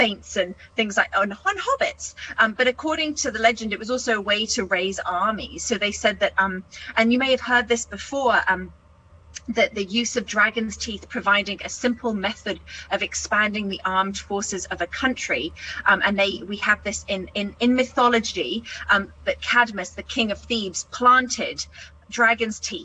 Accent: New Zealand; as a New Zealander

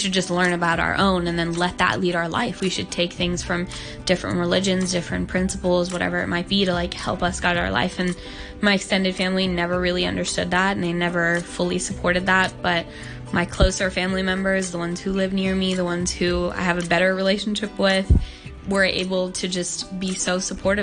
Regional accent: Hong Kong; I was born and raised in Hong Kong

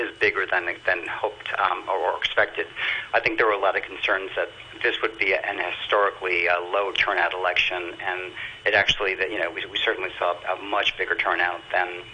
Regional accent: United States; now in Tokyo, Japan; as an American living here

